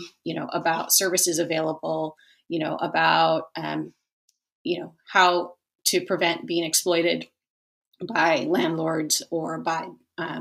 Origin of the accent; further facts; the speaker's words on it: Los Angeles, California, United States; I grew up in the Los Angeles area